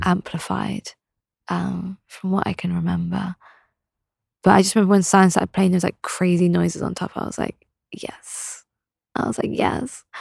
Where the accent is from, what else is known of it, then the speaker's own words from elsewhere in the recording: England, United Kingdom; also born or lived in London; in my home town, it was very one way